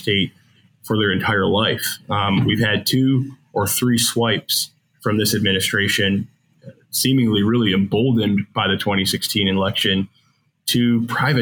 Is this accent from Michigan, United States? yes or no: yes; Michigan, United States; I grew up in Michigan